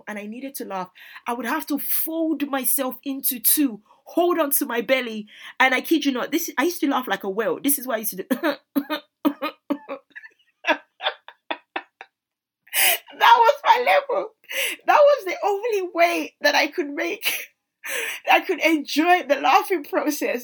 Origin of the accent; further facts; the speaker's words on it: Nigeria; as a Nigerian woman